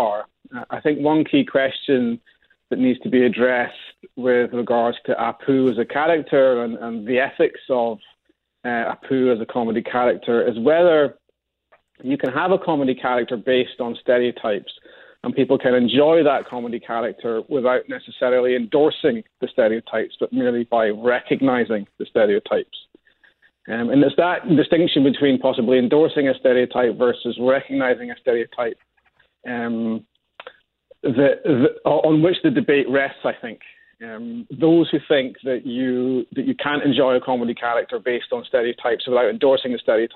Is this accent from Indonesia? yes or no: no; Scotland, United Kingdom; I'm Scottish